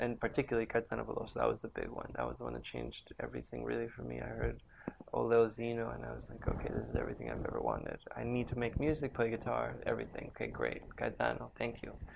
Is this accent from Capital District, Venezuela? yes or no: yes; Caracas, Capital District, Venezuela; I grew up in Venezuela, in Caracas, Venezuela